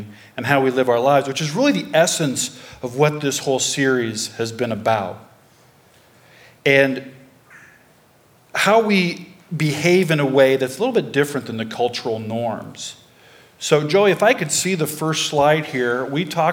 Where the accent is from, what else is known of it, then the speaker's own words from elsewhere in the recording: Pella, Iowa, United States; I grew up in Pella, Iowa. I'm a native